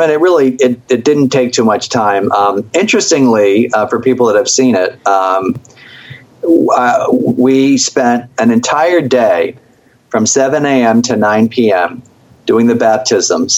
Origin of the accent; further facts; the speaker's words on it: Philadelphia, Pennsylvania, United States; I'm from Philly